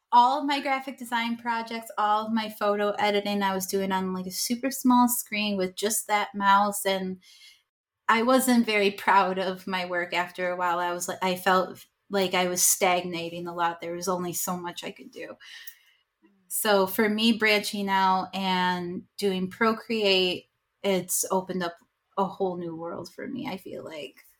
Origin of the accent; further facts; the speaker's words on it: Rochester, New York, United States; I'm from Rochester, New York